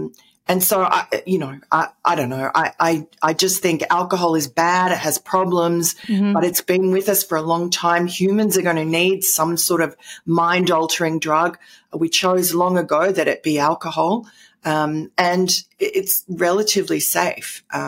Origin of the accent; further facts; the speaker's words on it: New York City, New York, United States; born there; also born or lived in London / Tokyo; I'm a kind of a native born New Yorker, although, wow, my accent doesn't tell you that.